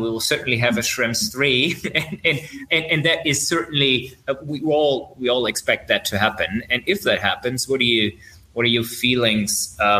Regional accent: Berlin, Germany; now in my hometown, which is even better.

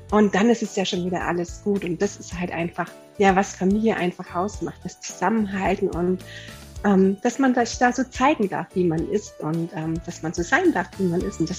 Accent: Germany; now in Austria; Und äh, habe selber drei Kinder und wohne hier im wunderschönen Österreich. Aber Achtung, ich komme eigentlich aus Deutschland.

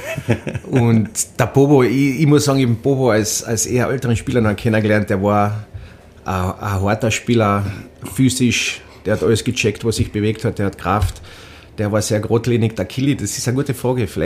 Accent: Austria; da oben als Österreicher fallst du in die Bayern-Ecken rein

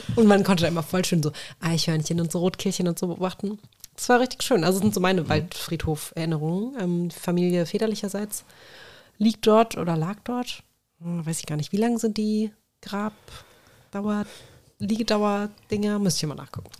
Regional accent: Königstädten, Hesse, Germany; ich bin in Königstetten ja aufgewachsen

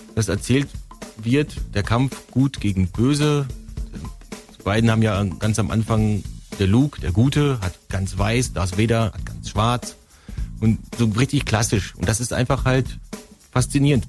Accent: North Rhine-Westphalia, Germany; moved away; Ich komme ja aus Westfalen

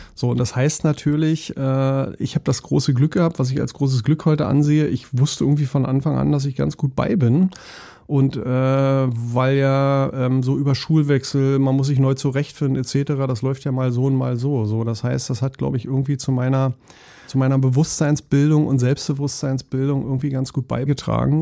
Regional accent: Berlin, Germany; moved away as an adult; now in Hamburg, Germany; So ist meine Heimatstadt

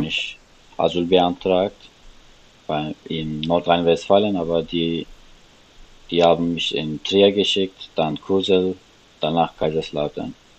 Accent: Istanbul, Turkey; German is a second language; moved away as an adult; now in Germany; ich komme aus Istanbul und mhm. ich bin seit vier Jahren in Deutschland

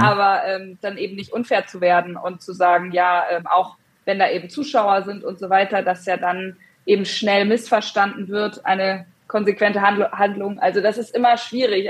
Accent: Hesse, Germany; now in northern Germany; ich bin jetzt im Norden, aber ich komme ursprünglich aus Hessen

